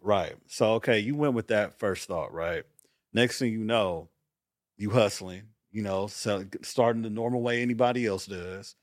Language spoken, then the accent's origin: English; Los Angeles, California, United States; moved away; also born or lived in Atlanta, Georgia; growing up in South Central at the time